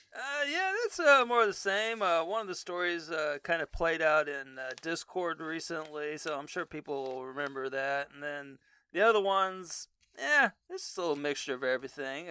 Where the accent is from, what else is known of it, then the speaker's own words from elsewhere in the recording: Texas, United States; I grew up in Texas